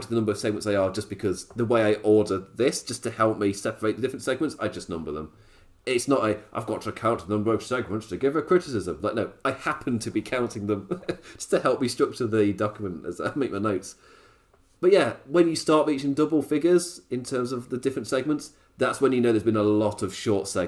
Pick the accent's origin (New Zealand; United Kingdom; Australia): United Kingdom; as a British person